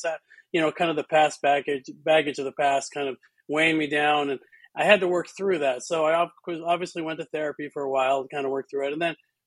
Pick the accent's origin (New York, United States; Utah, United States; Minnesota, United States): Utah, United States; I grew up in Utah, and Utah gets very cold in the winter